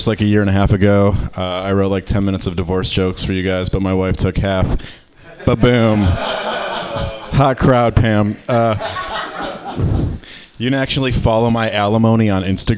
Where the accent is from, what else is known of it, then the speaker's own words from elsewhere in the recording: Michigan, United States; I'm from Michigan